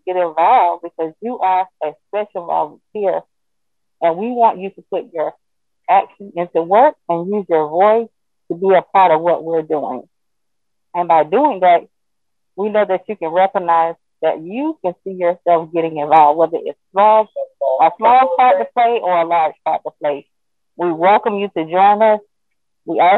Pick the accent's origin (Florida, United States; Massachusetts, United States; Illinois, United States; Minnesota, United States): Florida, United States; I am from Florida.